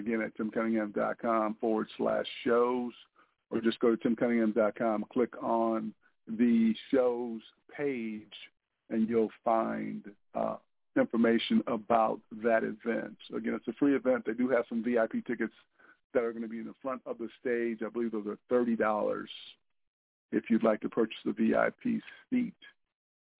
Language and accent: English; Lansing, Michigan, United States; moved away; my hometown in Lansing, Michigan